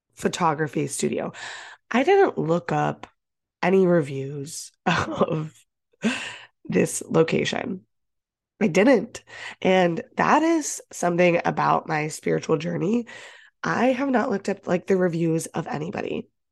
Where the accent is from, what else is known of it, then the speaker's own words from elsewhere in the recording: Ohio, United States; now in Boston, United States; I grew up in Ohio